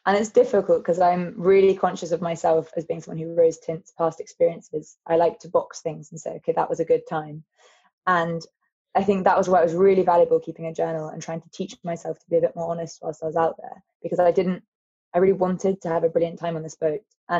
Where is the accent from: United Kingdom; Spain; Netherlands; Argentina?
United Kingdom; Lelant, South West England; My mum, it's such an important part of her life is that she's Cornish. So why not try Cornwall? And we are from Lelant, which is almost exactly opposite. It's on the north coast and Newlyn's on the south coast.